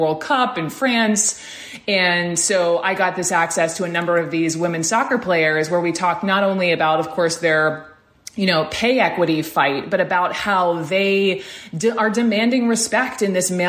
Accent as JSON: {"language": "English", "region": "Georgia", "country": "United States", "said": "Georgia, my home state"}